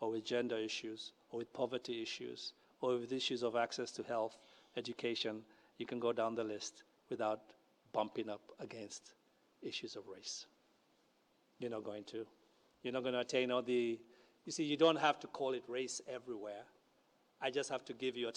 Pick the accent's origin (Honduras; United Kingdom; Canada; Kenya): Kenya; moved away as an adult; I grew up in Kenya